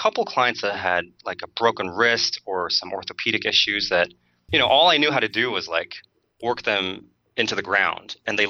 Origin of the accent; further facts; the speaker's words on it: Chicago, Illinois, United States; also born or lived in Milwaukee / Madison / Berkeley / Bloomington; So I grew up in Chicago and Milwaukee and Madison and Berkeley.